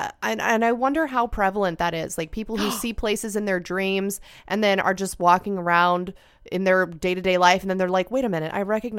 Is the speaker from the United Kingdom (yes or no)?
no; Australia; When I was in high school, maybe 5 or 6 years ago in year 11 or 12, I'm Australian, so final 2 years of school.